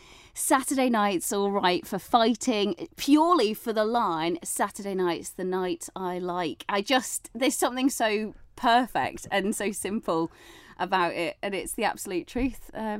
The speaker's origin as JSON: {"language": "English", "town": "St Helier", "country": "Jersey", "tie": "born there", "accent": "northern", "said": "So I was born in St Helier in the old maternity hospital, which obviously helps when I've got this sort of northern accent and I show up down there"}